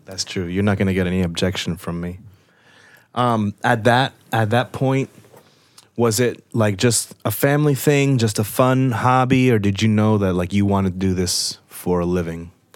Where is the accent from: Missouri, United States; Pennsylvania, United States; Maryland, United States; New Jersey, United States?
New Jersey, United States; I'm from Jersey and we had basements